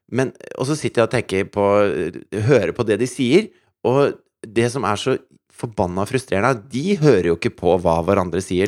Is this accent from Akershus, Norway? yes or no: yes; Asker, Akershus, Norway; jeg kommer fra Asker